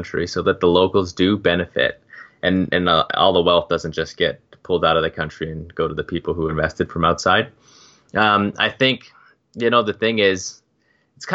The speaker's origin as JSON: {"language": "English", "country": "Turks & Caicos Islands", "said": "I'm from Turks and Caicos"}